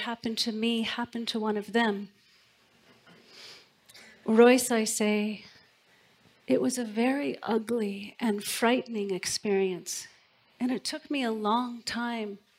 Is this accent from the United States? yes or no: yes; Port Hadlock, Washington, United States; moved away; I've come back to my hometown to attend my granddad's funeral. I'm driving through the tiny town of my childhood, Port Hadlock